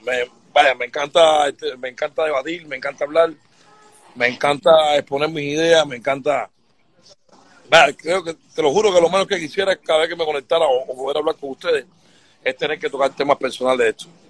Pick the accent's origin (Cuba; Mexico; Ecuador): Cuba; nosotros como cubanos